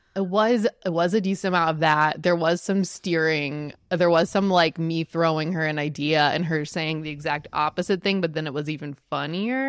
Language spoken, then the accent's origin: English; Texas, United States; I'm growing up in Texas with Jenny